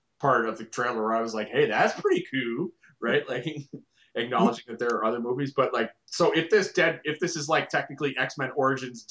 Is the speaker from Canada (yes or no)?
yes; Canada; I am Canadian.